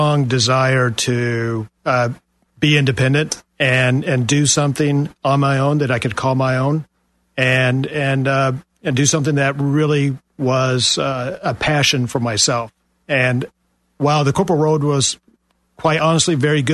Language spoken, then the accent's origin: English; Kentucky, United States; moved away as an adult; now in Maitland, United States; I grew up in Kentucky